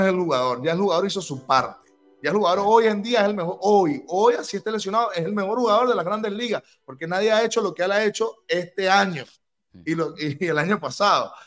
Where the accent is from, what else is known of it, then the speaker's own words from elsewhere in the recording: Venezuela; nosotros como venezolanos